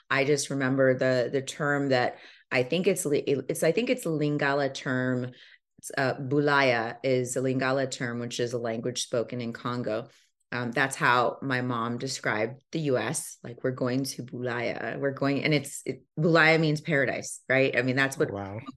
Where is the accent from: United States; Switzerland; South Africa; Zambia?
Zambia; born there; They relocated to Zambia before I was born. I was born in Zambia.